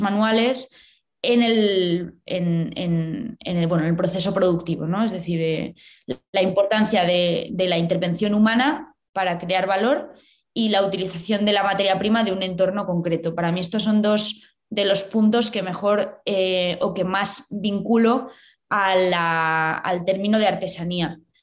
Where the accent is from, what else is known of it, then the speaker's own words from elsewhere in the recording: Valladolid, Castile and León, Spain; moved away as an adult; also born or lived in Madrid / London; yo soy de Valladolid